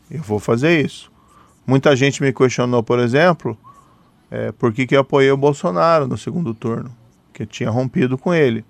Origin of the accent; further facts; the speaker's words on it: Maringá, Paraná, Brazil; sou do interior do Paraná, sou de Maringá